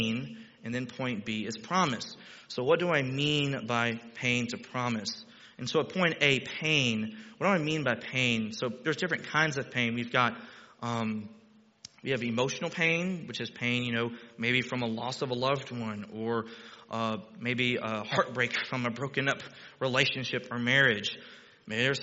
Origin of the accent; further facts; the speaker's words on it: Texas, United States; moved away as an adult; now in Ohio, United States; I'm Texan